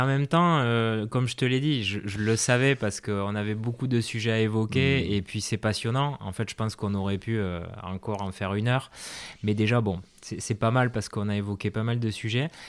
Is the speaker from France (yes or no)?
yes; France; en tant que Français